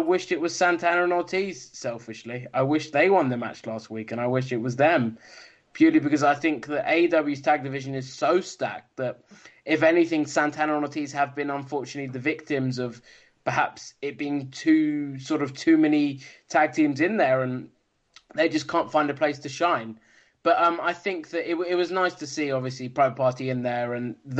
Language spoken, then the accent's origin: English; United Kingdom; as a Brit